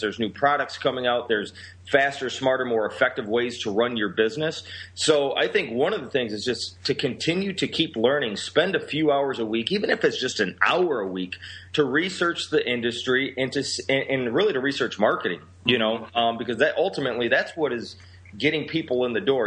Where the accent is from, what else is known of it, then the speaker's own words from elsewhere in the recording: Rockford, Illinois, United States; also born or lived in Seattle / Chicago area; I'm from Rockford, Illinois, which is considered by Forbes magazine the third worst city to live in in the entire United States